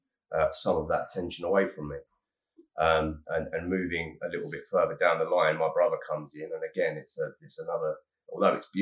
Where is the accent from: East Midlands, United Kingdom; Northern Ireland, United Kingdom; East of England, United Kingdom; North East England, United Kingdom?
East of England, United Kingdom; Harlow; I was born in Harlow, Essex